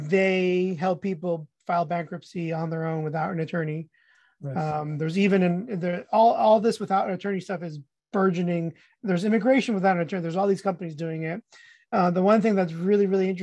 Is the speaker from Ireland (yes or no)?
no; Guatemala; moved away; I'm Hispanic. I was born in Guatemala